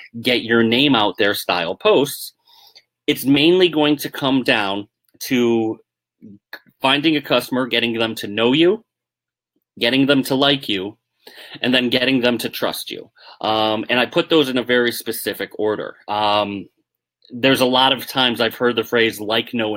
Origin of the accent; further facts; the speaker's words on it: Northeast, United States; I'm from the Northeast